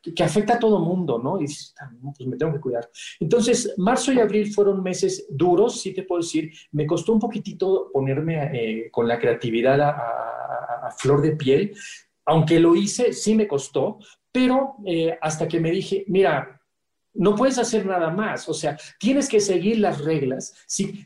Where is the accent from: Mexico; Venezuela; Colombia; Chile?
Mexico; moved away as an adult; also born or lived in Saudi Arabia; como mexicano